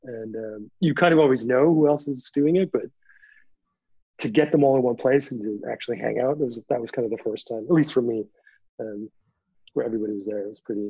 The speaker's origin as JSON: {"language": "English", "country": "Canada", "said": "He didn't know I was from Canada."}